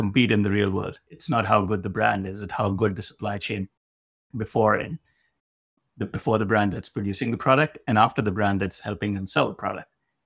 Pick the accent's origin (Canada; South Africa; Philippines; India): India; moved away as an adult; also born or lived in Delhi, India / Madison, Wisconsin, United States; now in United States; I was born in India, spent my formative years back there